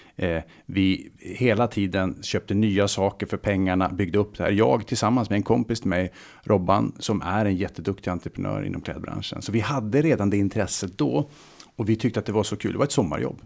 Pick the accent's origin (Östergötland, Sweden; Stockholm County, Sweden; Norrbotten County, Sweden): Norrbotten County, Sweden; Luleå; moved away; Jag startade mitt första företag eh, kring 18, i 18 års ålder hemma i Luleå.